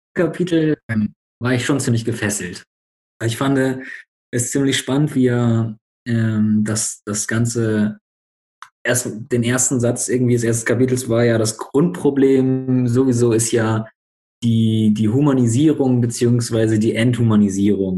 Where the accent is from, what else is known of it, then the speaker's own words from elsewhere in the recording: Bremen, Germany; now in Berlin, Germany; ich komme eigentlich aus Bremen, wohne jetzt gerade in Berlin